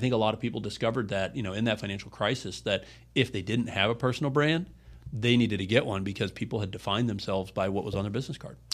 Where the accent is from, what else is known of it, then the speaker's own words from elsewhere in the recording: Ohio, United States; moved away as an adult; also born or lived in South Florida; now in Florida, United States; I grew up in Ohio